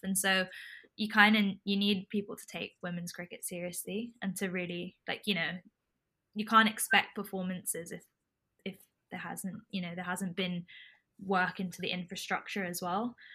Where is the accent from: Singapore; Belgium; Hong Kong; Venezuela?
Hong Kong; now in London, United Kingdom; We're Indian by descent. I grew up in Hong Kong.